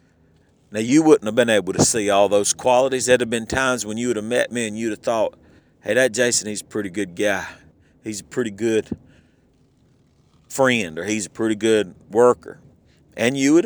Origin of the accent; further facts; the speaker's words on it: Southern, United States; accent: Southern; I don't worry so much about how Southern I sound. My accent just comes all out